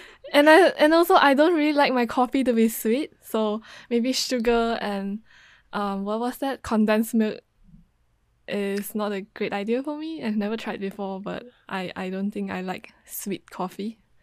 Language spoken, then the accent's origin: English; Malaysia; moved away as an adult; now in Japan; the last time I went back to Malaysia